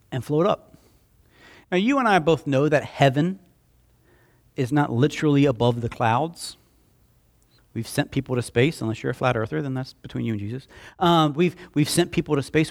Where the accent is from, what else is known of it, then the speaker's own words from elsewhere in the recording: Slapout, Alabama, United States; I grew up in Slap Out, and, uh, we had, uh, a creek behind our house